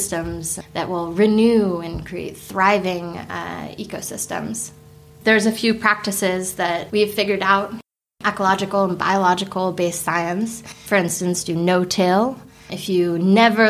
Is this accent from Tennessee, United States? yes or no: no; California, United States; moved away as an adult; now in Sweden; I am originally from California